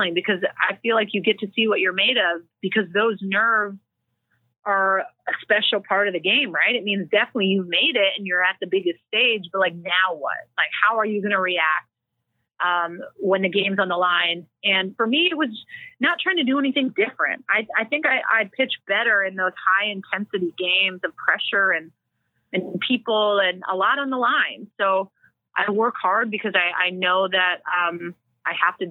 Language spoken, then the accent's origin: English; Langley, British Columbia, Canada; moved away as an adult; also born or lived in Washington, United States / Japan; I'm some Canadian kid, small town, Langley, BC, going to this big school.